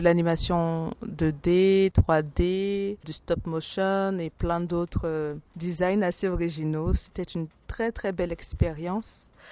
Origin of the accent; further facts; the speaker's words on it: Côte d’Ivoire; je suis originaire de la Côte d'Ivoire